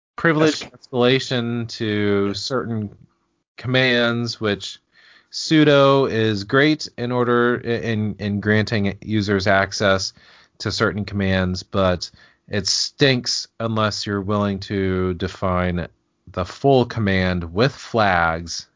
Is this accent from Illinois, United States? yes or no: no; Indianapolis, Indiana, United States; now in Cincinnati, United States; I grew up in Indy too